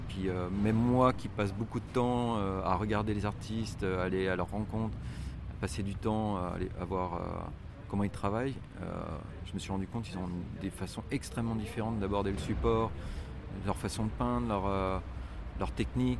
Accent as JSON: {"language": "French", "town": "Lyon", "region": "Auvergne-Rhône-Alpes", "country": "France", "also_born_or_lived": "Barranquilla, Colombia", "said": "on est de Lyon"}